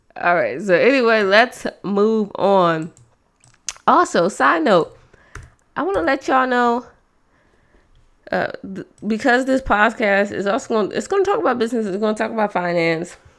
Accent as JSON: {"language": "English", "region": "East Coast", "country": "United States", "said": "I'm from the East Coast"}